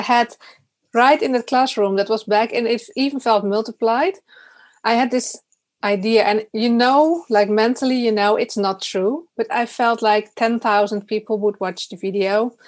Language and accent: English; Netherlands; also born or lived in Utrecht; I'm from the Netherlands.